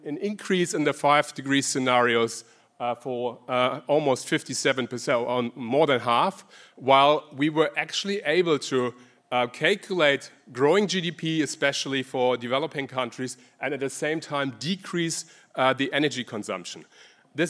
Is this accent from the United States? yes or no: no; Germany; accent: German; English is a second language; moved away as an adult; now in Sydney, Australia; As you hear from my accent, I'm originally German. I migrated to Australia.